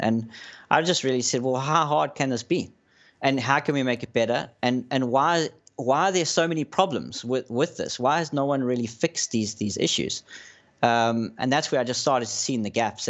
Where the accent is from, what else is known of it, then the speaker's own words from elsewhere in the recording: South Africa; my background is, I'm South African